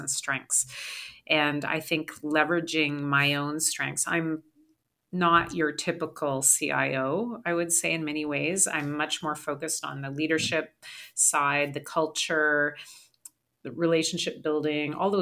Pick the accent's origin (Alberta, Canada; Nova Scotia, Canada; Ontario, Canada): Alberta, Canada; Calgary; I grew up in Calgary